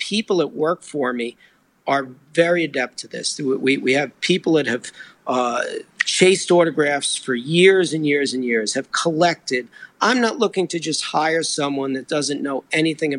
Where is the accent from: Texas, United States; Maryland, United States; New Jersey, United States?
New Jersey, United States; also born or lived in New York City; I was born in New York, the city, but I grew up just across the river in New Jersey